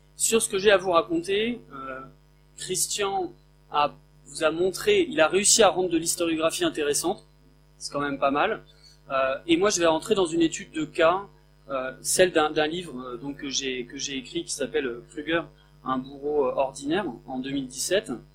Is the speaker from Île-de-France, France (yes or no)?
no; Picardy, Hauts-de-France, France; je viens d'un village de Picardie de 400 habitants